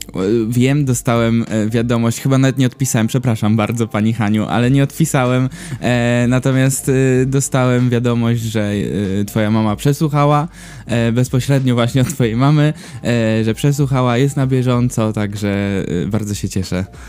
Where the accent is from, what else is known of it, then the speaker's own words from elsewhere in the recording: Gdynia, Pomeranian Voivodeship, Poland; also born or lived in Gdańsk; jestem gdynianin, w sumie to gdańszczanin urodzony, ale gdynianin całe życie